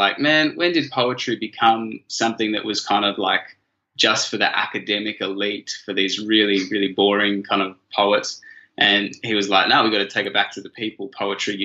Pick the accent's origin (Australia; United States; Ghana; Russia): Australia; Canberra, Australian Capital Territory; I was a little white privileged kid growing up in Canberra